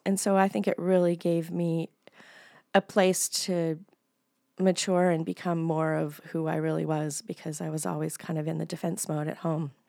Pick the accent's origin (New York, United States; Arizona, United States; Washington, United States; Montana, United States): Montana, United States; Billings; moved away as an adult; also born or lived in Bozeman / Helena; I was born in Billings. We lived in Bozeman and Helena as well. My dad was in college at MSU in Bozeman. And then we moved back to Billings when I was between fifth and sixth grade. And then I stayed here until I left in my 20s.